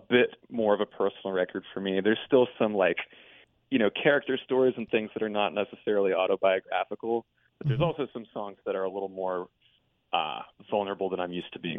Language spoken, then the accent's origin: English; Raleigh, North Carolina, United States; also born or lived in Washington, D.C.; I was also born and raised in Raleigh